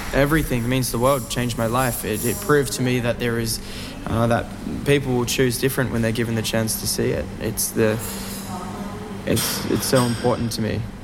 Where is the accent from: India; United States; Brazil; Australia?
Australia